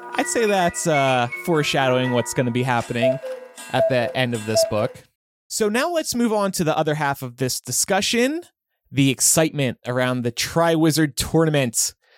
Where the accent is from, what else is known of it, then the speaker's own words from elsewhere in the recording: New Jersey, United States; growing up in South Jersey